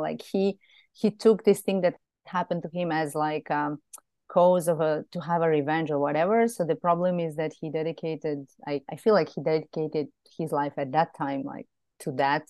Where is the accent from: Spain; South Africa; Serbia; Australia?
Serbia; moved away as an adult; also born or lived in Belgrade; now in Greece; back in Serbia, in my hometown, which is a smaller town.